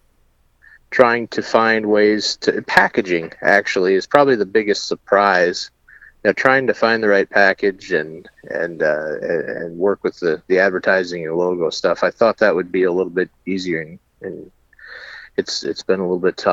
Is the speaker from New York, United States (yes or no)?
no; Chippewa Falls, Wisconsin, United States; moved away; I'm originally from Chippewa Falls.